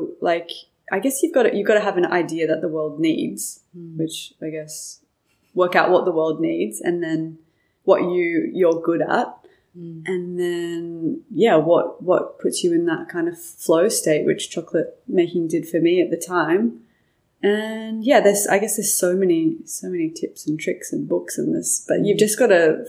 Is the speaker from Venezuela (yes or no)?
no; Byron Bay, New South Wales, Australia; moved away as an adult; growing up in Byron and having, a family that didn't have a lot